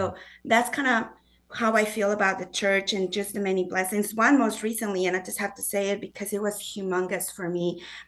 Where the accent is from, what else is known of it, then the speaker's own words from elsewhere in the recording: Mexico City, Mexico; also born or lived in Guadalajara; now in Springfield, United States; I grew up in Mexico City and Guadalajara, which are huge cities, over 20 million people in Mexico City and about 8 million people in Guadalajara. So coming to Springfield was an adjustment of many forms.